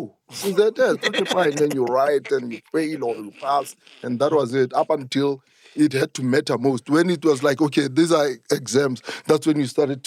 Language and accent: English; Soweto, Gauteng, South Africa; growing up in Soweto made me who I am today